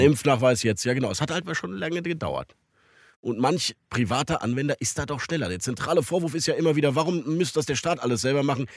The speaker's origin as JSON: {"language": "German", "region": "Rhineland", "country": "Germany", "said": "bei uns im Rheinland"}